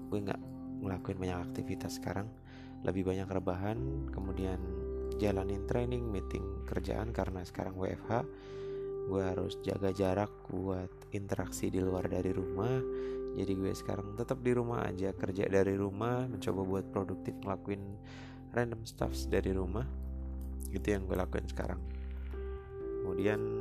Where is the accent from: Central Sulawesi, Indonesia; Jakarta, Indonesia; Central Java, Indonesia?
Central Java, Indonesia; gue kebetulan aslinya dari Jawa Tengah, gue asli dari kota Ngapak.